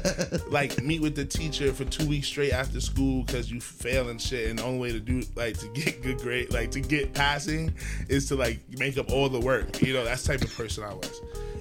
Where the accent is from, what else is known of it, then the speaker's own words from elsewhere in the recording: Nigeria; Like, my dad was, like, I'm Nigerian, so my dad always was dancing